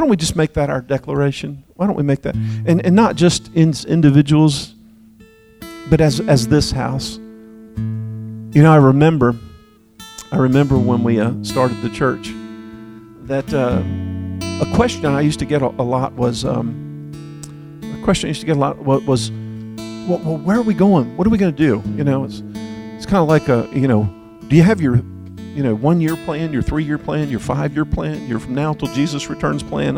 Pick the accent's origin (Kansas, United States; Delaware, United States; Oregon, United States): Delaware, United States; now in Texas, United States; I was raised in Delaware, but thank God I made it to Texas